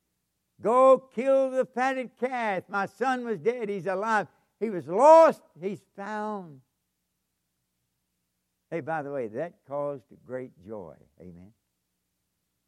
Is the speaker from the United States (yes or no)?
yes; Kentucky, United States; moved away as an adult; also born or lived in Japan; I'm from Kentucky